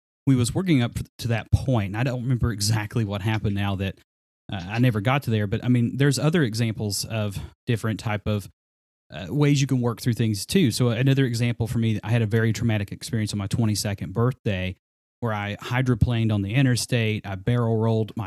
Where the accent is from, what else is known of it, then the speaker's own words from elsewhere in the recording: Glade Spring, Virginia, United States; my hometown of Glade Spring